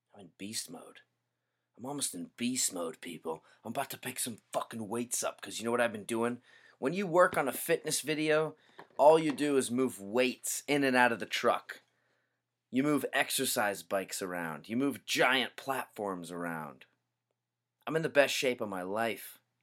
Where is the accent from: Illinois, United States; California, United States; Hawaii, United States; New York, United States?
Hawaii, United States; Growing up in Hawaii